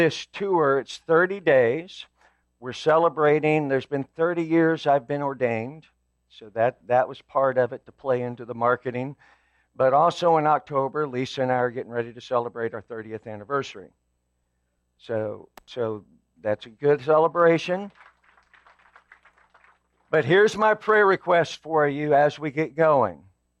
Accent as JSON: {"language": "English", "town": "Evansville", "region": "Indiana", "country": "United States", "tie": "born or raised there", "moved": "yes", "said": "I actually was born and raised in Evansville, so I was there for most of my life"}